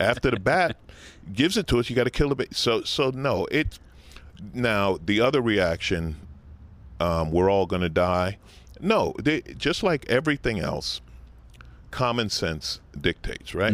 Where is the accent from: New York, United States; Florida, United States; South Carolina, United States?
New York, United States; New York City; moved away as an adult; now in Los Angeles, United States; I grew up in New York, I grew up riding a bicycle through Manhattan